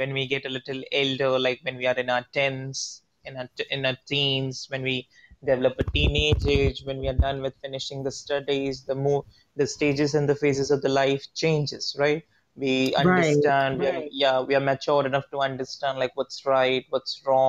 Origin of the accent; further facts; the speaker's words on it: India; I'm from India